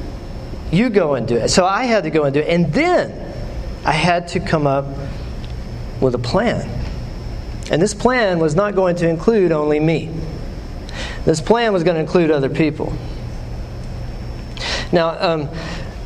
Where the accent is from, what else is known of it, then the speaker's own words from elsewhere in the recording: West Texas, United States; now in Knoxville, United States; I'm from West Texas